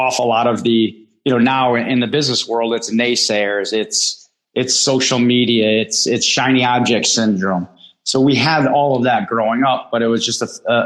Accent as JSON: {"language": "English", "town": "Bristol", "region": "Connecticut", "country": "United States", "tie": "born or raised there", "said": "I grew up in Bristol, Connecticut"}